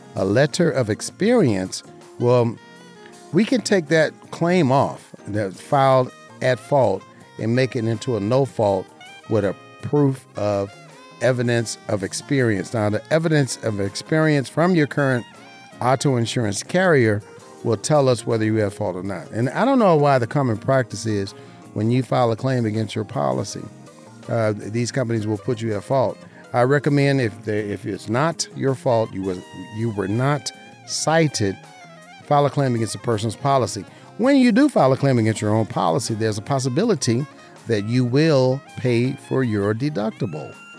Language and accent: English; Southern Nevada, United States; I am an insurance broker right here in Southern Nevada, born and raised, my hometown, my beautiful city